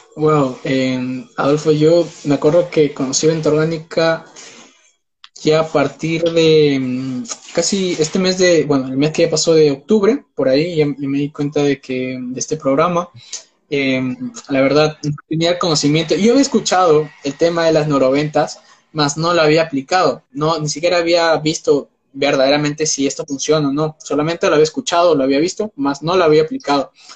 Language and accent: Spanish; Peru; Yo soy de Perú, vivo en Perú actualmente.